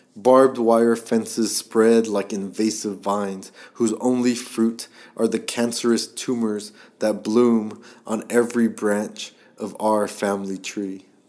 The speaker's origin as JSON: {"language": "English", "country": "Guam", "tie": "born or raised there", "said": "I was born on the small western Pacific island of Guam"}